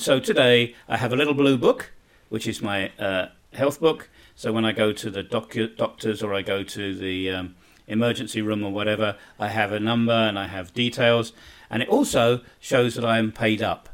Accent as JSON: {"language": "English", "country": "United Kingdom", "moved": "as an adult", "lives_now": "Bosnia and Herzegovina", "said": "being a Brit"}